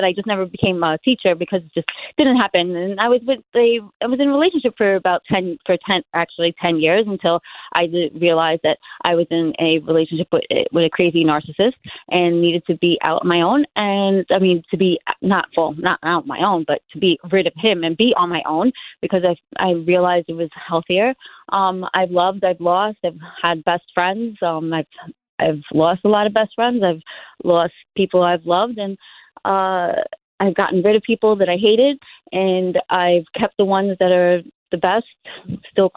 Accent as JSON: {"language": "English", "town": "New York City", "region": "New York", "country": "United States", "tie": "born or raised there", "said": "I was born and raised in Benson Earth, Brooklyn, 1982"}